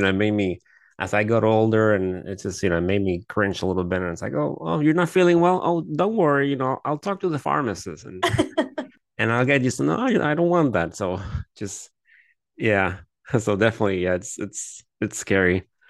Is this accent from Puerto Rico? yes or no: yes; Puerto Rico; I do remember like me growing up in Puerto Rico, like I do remember like everyone knew someone that always had access to antibiotics.